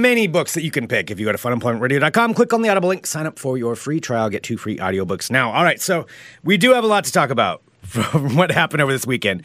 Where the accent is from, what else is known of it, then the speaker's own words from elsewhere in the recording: Independence, Oregon, United States; now in Portland, United States; I'm originally from Independence, which is small town Oregon, too.